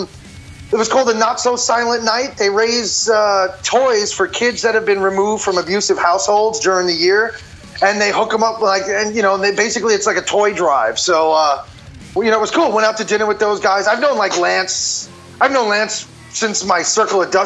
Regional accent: Long Island, New York, United States; moved away as an adult; also born or lived in California; now in Texas, United States; I was born in New York City and raised in Long Island, and then I moved out to California like 10 years ago

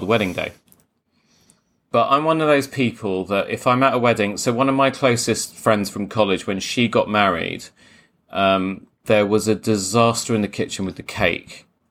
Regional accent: Croydon, London, United Kingdom; I am from Croydon, so we do say espresso

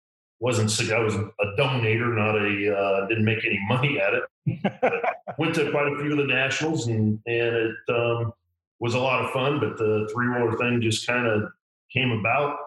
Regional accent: Iowa, United States; Growing up in Iowa

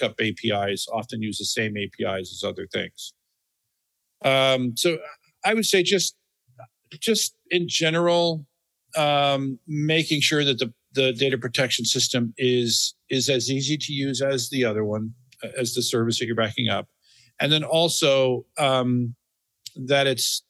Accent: Florida, United States; I grew up in Florida

